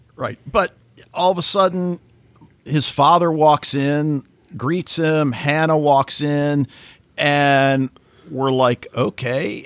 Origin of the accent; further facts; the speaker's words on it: United States; as an American